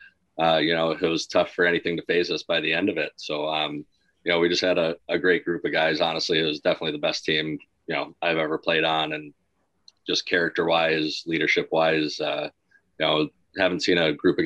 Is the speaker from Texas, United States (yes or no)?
no; Michigan, United States; We're both from Michigan, grew up playing roller hockey together